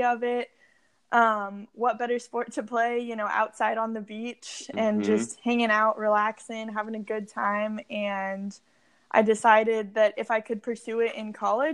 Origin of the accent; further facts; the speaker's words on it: San Diego, California, United States; I grew up in San Diego, California